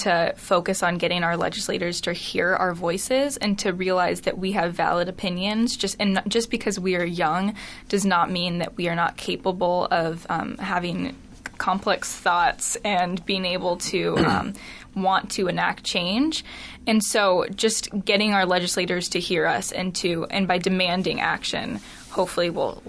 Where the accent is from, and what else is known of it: Grinnell, Iowa, United States